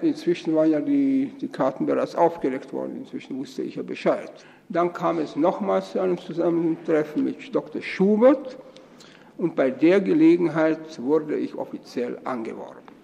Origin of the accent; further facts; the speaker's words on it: Austria; moved away; also born or lived in East Germany; ich bin eben Österreicher von Geburt und Erziehung